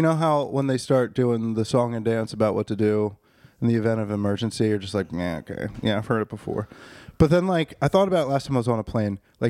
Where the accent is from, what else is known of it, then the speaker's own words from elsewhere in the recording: West Virginia, United States; I'm from West Virginia. How would that even be possible?